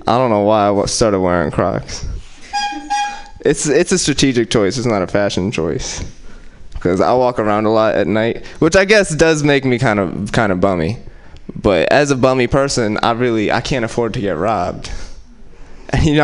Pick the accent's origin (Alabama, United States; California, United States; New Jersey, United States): California, United States; Oakland; I'm from West Oakland.